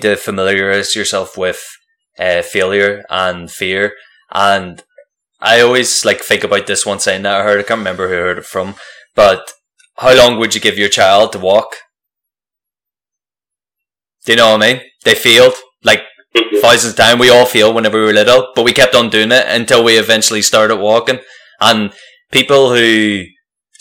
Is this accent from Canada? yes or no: no; Antrim, Northern Ireland, United Kingdom; now in Australia; I'm from Antrim